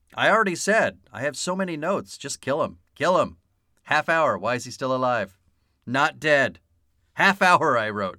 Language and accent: English; San Diego, California, United States; I grew up here in San Diego